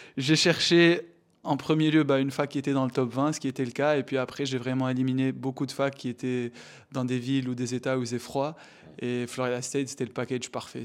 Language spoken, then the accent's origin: French; Tunisia; Je suis tunisien